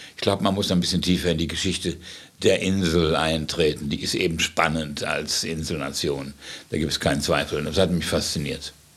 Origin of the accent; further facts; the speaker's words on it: Gdańsk, Pomeranian Voivodeship, Poland; also born or lived in Wales / United States; now in London, United Kingdom; Ich bin zwar in Danzig geboren, ganz woanders